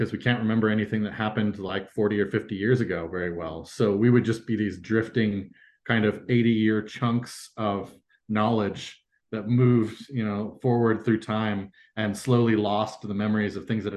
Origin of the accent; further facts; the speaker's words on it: Fremont, California, United States; moved away as an adult; also born or lived in Quebec / Turkmenistan; I was born in Quebec, grew up in California, in the San Francisco Bay Area, mostly in Fremont, California